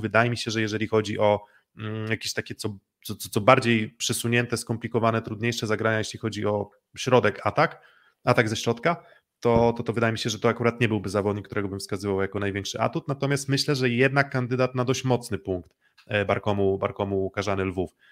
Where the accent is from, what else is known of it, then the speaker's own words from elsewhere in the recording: Olsztyn, Warmian-Masurian Voivodeship, Poland; ja jestem z Olsztyna, jestem kibicem AZS-u Olsztyn